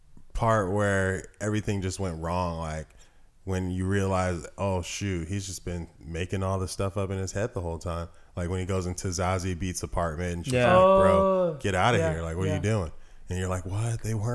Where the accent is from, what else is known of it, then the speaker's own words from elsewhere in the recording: the South, United States; born there; now in Los Angeles, United States; But I'm from the South. You know, I was born there. I didn't grow up there my entire life, but I always stay connected. How I feel is as a Southern man, I don't feel like a Northerner.